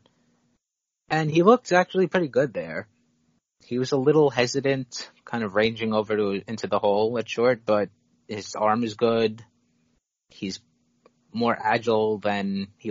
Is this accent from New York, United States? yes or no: yes; New York, United States; I'm New York